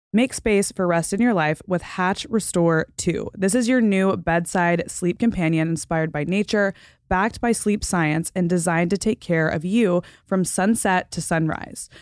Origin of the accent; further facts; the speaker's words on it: the South, United States; also born or lived in Florida / Texas; growing up in Florida and Texas